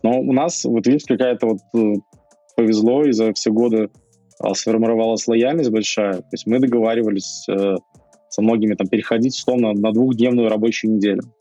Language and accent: Russian; Belarus; мы все белорусы